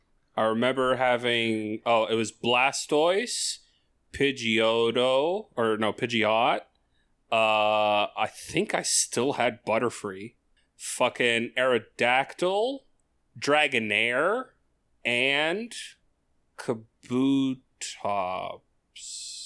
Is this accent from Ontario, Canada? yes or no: yes; Toronto, Ontario, Canada; I love these two specific areas of Toronto the most. And I grew up on Little Portugal for... Actually, I've lived on Little Portugal for a majority of my life.